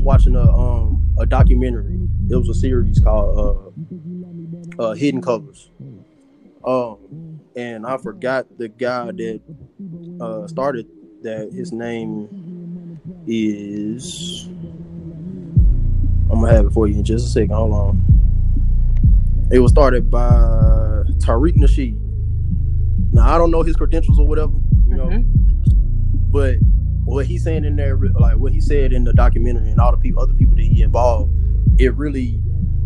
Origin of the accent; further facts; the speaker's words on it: Pine Bluff, Arkansas, United States; now in Houston, United States; my hometown, Pine Bluff